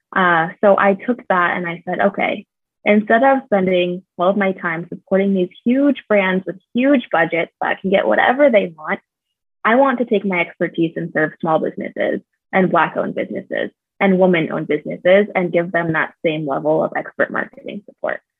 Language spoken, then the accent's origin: English; California, United States; moved away as an adult; also born or lived in Michigan; now in Phoenix, United States; I am originally from California. I'm definitely a West Coast girl, but I've lived in Phoenix for about four years now.